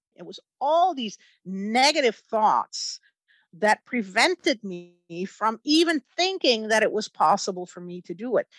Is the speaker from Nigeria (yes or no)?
no; Netherlands; moved away; I grew up in the Netherlands